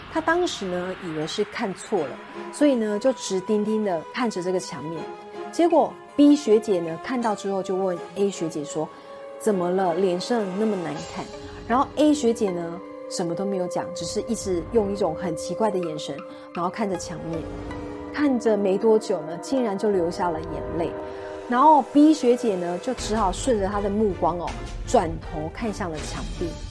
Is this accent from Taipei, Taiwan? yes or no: yes; Taipei, Taiwan; 因为我是台北人，以前没有什么搭船的经验